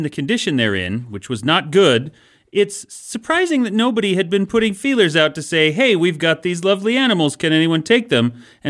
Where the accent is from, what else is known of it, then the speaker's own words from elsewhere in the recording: Mountain West, United States; because I grew up in the Mountain West, went to cow tipping.